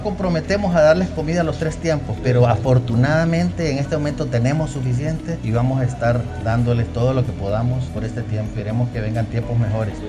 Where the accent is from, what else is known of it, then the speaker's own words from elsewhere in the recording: Honduras; como hondureño